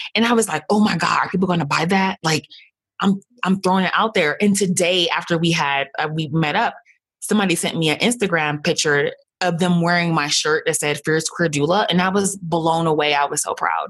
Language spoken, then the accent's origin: English; United States; also born or lived in Haiti; I'm an American woman with a lot of privilege